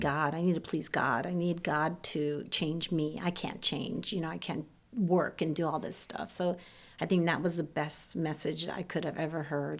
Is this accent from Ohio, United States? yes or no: yes; Ohio, United States; first language Serbian; English is a second language; I grew up in Ohio